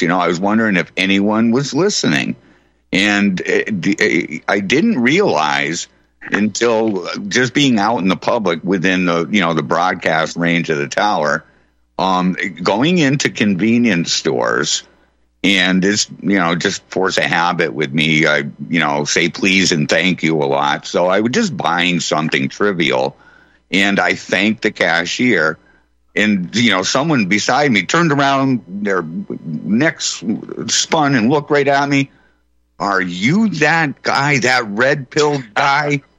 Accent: Holyoke, Massachusetts, United States; right in my hometown right here in, in uh, Holyoke, where I'm at right now

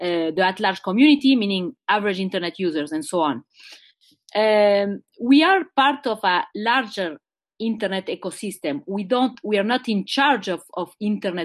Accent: Montreal, Quebec, Canada; I was born in Montreal, Quebec, which is a French-Canadian province, and my parents are Uruguayan

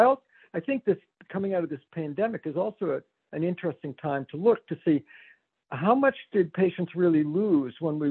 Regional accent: Danvers, Massachusetts, United States; moved away as an adult; also born or lived in Pittsburgh / Stanford, California / Providence, Rhode Island; now in Hartford, United States; when I grew up in Danvers, Mass

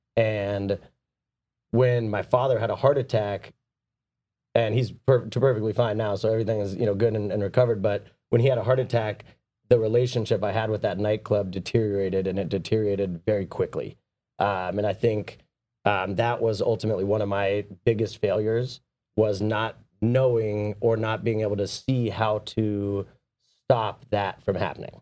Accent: San Diego, California, United States; I grew up down in San Diego

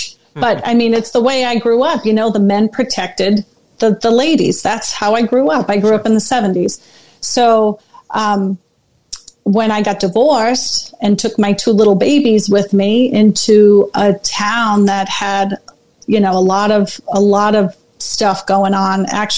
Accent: Oklahoma, United States; born there; I was born in Oklahoma, stationed around, moved around the country.

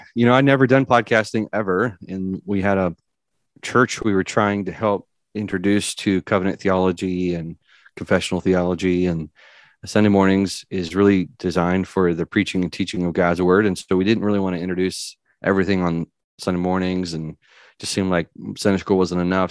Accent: California, United States; now in Tennessee, United States; I was born and raised in California.

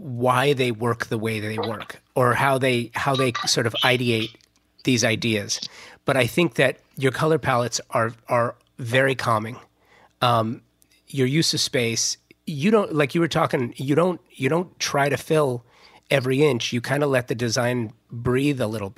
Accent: Southern California, United States; I was born and raised in Southern California

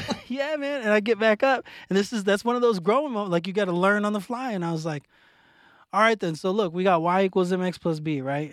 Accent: Phoenix, Arizona, United States; moved away; also born or lived in Oklahoma / Texas; I'm from West Phoenix

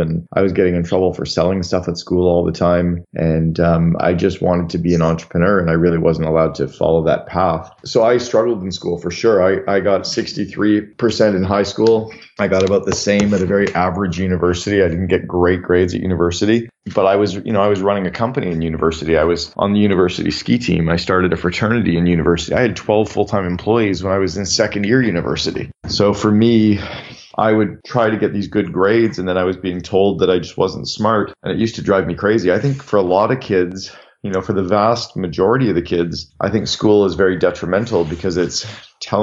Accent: Canada; also born or lived in United States; I'm from Canada and I live half time in Canada and half time in the US

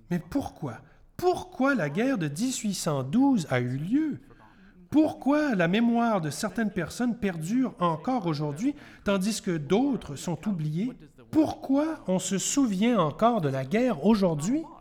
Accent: Canada; Vous pouvez vous demander, en tant que Canadien, pourquoi c'est important pour moi pourquoi c'est important d'être Canadien et pourquoi notre histoire est importante.

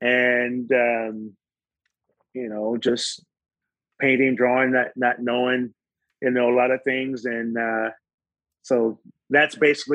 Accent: Oakland, California, United States; born there; also born or lived in Modesto / Stockton / Kansas City; And born in Oakland. My dad was born in Oakland, my mom. So, and then I ended up moving to Modesto, of all places.

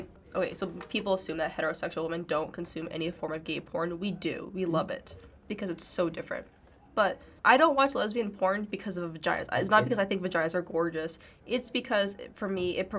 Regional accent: Seattle, Washington, United States; I grew up in Seattle

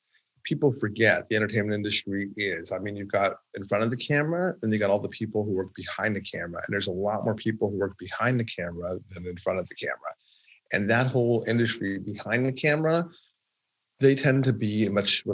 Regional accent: Los Angeles, California, United States; also born or lived in New York; I'm born and bred in Los Angeles and went to college and law school in New York

